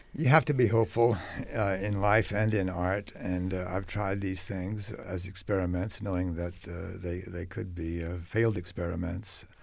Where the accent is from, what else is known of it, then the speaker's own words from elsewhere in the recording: United States; as an American